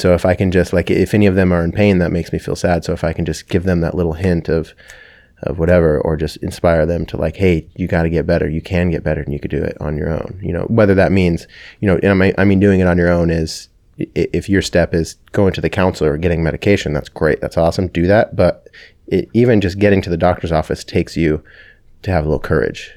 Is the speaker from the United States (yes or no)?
yes; Kelso, Washington, United States; also born or lived in Everett, Washington; I, uh, grew up in, in Kelso from ages, I think, three to nine. I think that we moved from Everett, um, Kelso, Washington.